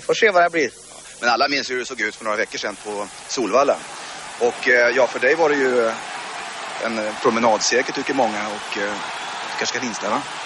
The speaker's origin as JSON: {"language": "Swedish", "region": "Blekinge", "country": "Sweden", "moved": "yes", "said": "jag är från Blekinge"}